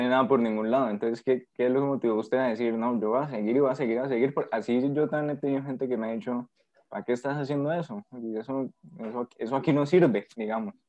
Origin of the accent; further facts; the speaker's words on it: Colombia; also born or lived in Valle del Cauca; nuestro país